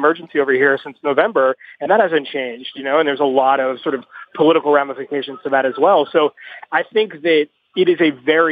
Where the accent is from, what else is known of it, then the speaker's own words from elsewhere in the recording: United States; as an American